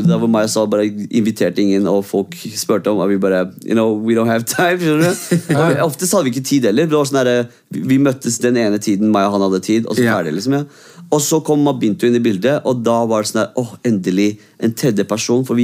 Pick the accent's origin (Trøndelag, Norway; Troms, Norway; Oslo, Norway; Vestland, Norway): Oslo, Norway; also born or lived in Iraq; er kurder født i Irak, liksom. Så jeg kom til Norge da jeg var fem.